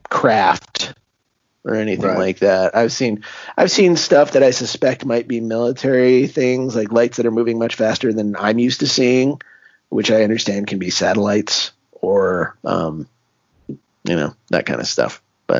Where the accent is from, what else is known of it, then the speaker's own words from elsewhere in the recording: San Diego, California, United States; born and raised in San Diego, California.